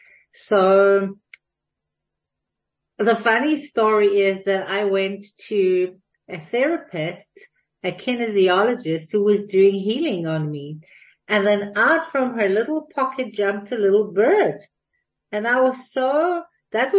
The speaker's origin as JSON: {"language": "English", "town": "Jerusalem", "region": "Jerusalem District", "country": "Israel", "tie": "born or raised there", "moved": "as an adult", "lives_now": "Cape Town, South Africa", "said": "I was born and raised in Jerusalem."}